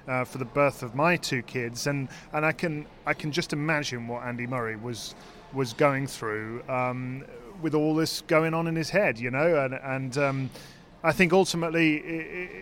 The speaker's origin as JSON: {"language": "English", "town": "Birmingham", "region": "West Midlands", "country": "United Kingdom", "tie": "born or raised there", "said": "Dan Evans from my hometown"}